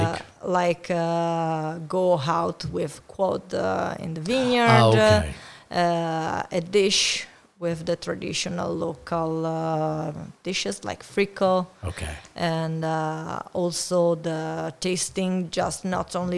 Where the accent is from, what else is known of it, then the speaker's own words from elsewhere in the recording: Friuli-Venezia Giulia, Italy; English is a second language; I'm a girl from Friuli